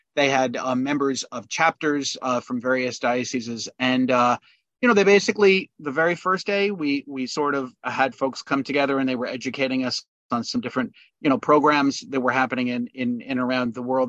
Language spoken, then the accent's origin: English; New York, United States; I'm from New York